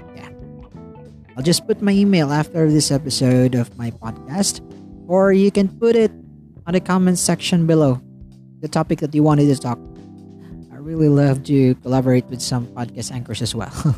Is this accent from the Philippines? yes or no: yes; Philippines; from the Philippines